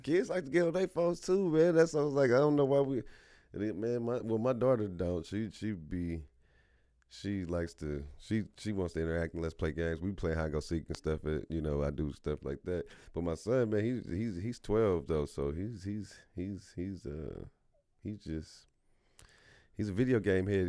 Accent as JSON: {"language": "English", "town": "Kansas City", "region": "Missouri", "country": "United States", "tie": "born or raised there", "said": "growing up on Thirty Third and Highland, you know, was, you know, crazy within itself, just in the city"}